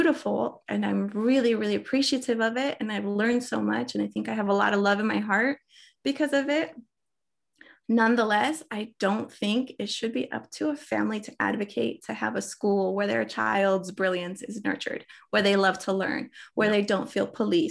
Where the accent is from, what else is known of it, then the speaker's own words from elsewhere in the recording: Bogotá, Colombia; now in United States; I was born in Bogota, Colombia